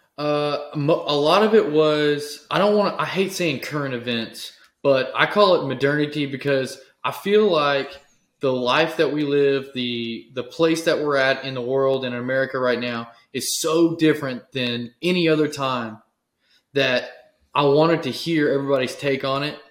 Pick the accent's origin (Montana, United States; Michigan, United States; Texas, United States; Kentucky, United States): Texas, United States